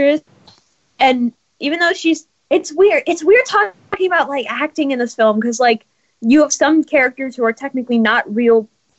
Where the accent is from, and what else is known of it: Los Angeles, California, United States